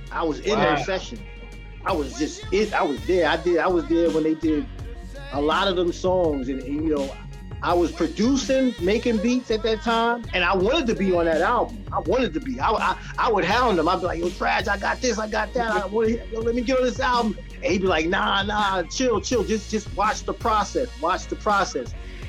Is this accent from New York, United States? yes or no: yes; New York City, New York, United States; also born or lived in Bronx, New York; I'm from Queens, Jamaica, Queens